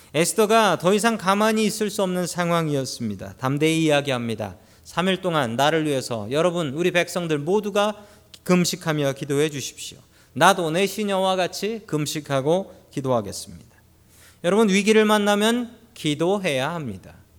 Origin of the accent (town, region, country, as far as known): South Korea; now in United States